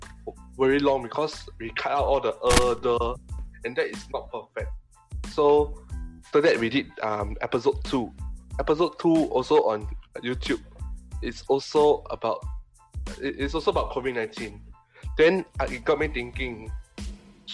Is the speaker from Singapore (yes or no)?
yes; Singapore; I'm 15 years old. I'm from Singapore